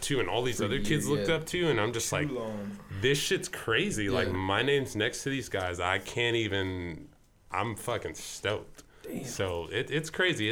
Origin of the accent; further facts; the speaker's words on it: Victorville, California, United States; also born or lived in Fontana, California; we're from Victorville